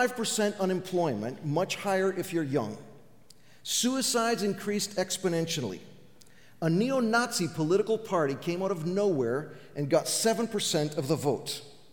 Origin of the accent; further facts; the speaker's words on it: Greece; moved away; Now, my parents came with me to Greece in 1966. So I grew up in Greece, went to Greek schools, and I'm fluent in the Greek language.